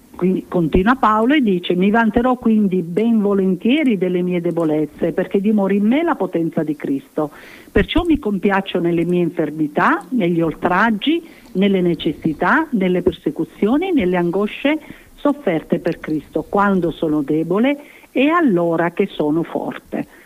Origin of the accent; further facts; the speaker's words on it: Sicily, Italy; come siciliana